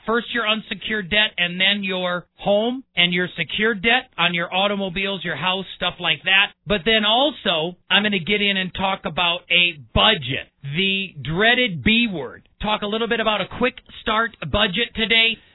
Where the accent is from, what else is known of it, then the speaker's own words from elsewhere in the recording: Milwaukee, Wisconsin, United States; I was born and raised in Milwaukee